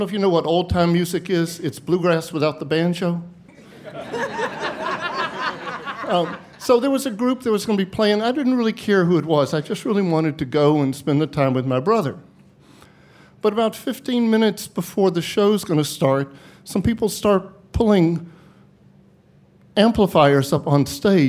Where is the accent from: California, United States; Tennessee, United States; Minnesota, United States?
Tennessee, United States; Bristol; now in Wisconsin, United States; live here in Wisconsin, and I grew up in Bristol, Tennessee, where my family lived and my brother and sister still do.